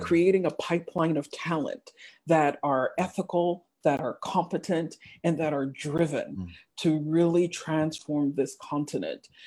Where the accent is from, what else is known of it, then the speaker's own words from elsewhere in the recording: United States; English is a second language; I did mm-hmm. elementary school and and middle school in the US, we were that immigrant family uh, with the strange names and the weird accents. In fact, I learned how to speak English in the US